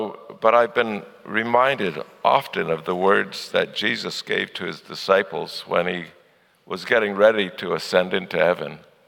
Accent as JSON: {"language": "English", "town": "Kolondoto", "region": "Shinyanga", "country": "Tanzania", "tie": "born or raised there", "also_born_or_lived": "Chicago", "moved": "yes", "lives_now": "United States", "said": "I'm a third generation missionary with Africa Inland Mission. I was born here in the United States in Chicago, but my parents took me to Kolondoto, Tanzania when I was 3 years old."}